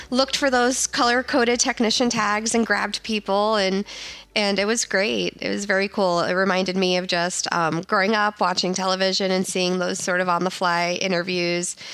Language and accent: English; Gainesville, Florida, United States; And where are you from … Uh, Gainesville.